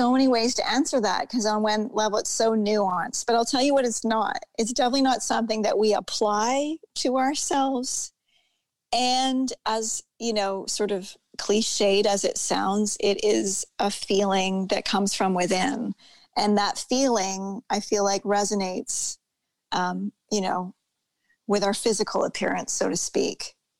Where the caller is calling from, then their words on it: Ontario, Canada; Yeah. I'm in Ontario, Canada.